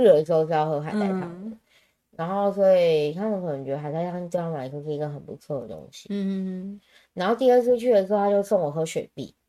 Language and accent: Chinese; Taiwan; 就反正我都会抓说我是从台湾来的呀